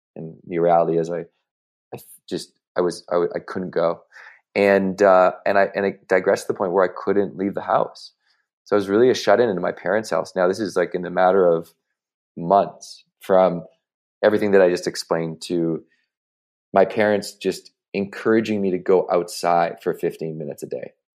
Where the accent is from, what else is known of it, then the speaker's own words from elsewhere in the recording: Victoria, British Columbia, Canada; moved away as an adult; now in United States; the University of Victoria. So this is my, you know, my hometown university